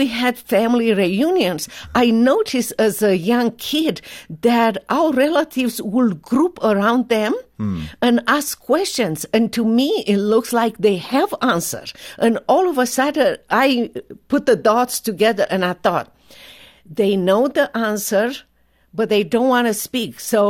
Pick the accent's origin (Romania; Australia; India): Romania; The earliest thing that I remember as a 6 years old child was the fact that my parents were politically correct outside of the home.